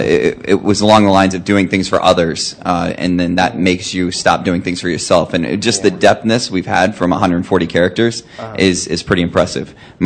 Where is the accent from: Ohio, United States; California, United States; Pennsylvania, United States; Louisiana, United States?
Ohio, United States; I don't know if I'm maybe the person that's farthest away. I'm from Ohio. I just happen to be in Boston.